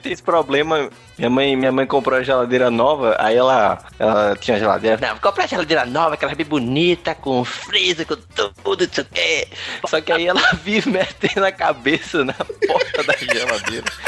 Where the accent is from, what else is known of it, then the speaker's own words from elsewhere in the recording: Northeast Brazil, Brazil; eu também sou nordestino